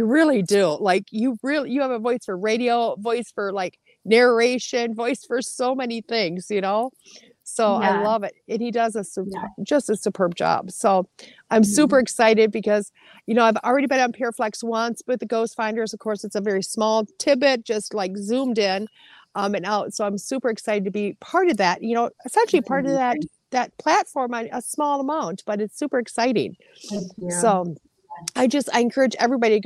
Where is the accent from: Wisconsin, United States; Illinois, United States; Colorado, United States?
Wisconsin, United States; I'm from Wisconsin.